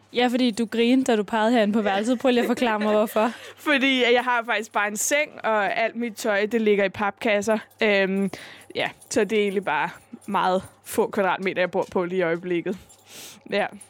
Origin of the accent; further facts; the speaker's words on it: Hamburg, Germany; moved away as an adult; now in Copenhagen, Denmark; jeg voksede op i Hamburg